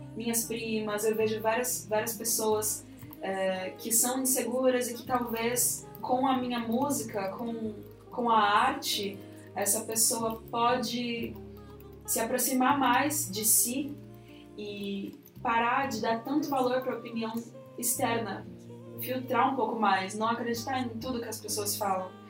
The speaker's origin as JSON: {"language": "Portuguese", "region": "São Paulo", "country": "Brazil", "also_born_or_lived": "Jaraguá, São Paulo", "said": "Eu sou de Pirituba City. Mas atualmente estou morando no Jaraguá, que não é muito distante"}